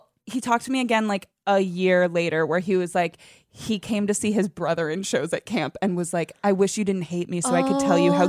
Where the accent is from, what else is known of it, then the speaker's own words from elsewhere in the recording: Northern Virginia, United States; moved away; I grew up in Northern Virginia.